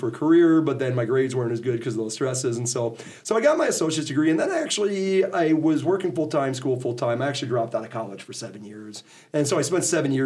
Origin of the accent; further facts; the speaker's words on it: Menomonee Falls, Wisconsin, United States; moved away as an adult; now in Chadron, Nebraska, United States; I actually grew up in Wisconsin. I grew up in a suburb of Milwaukee, Menominee Falls